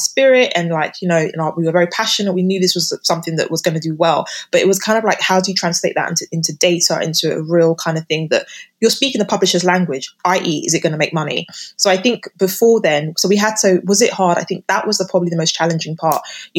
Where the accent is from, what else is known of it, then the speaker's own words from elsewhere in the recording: United Kingdom; living and growing up in Britain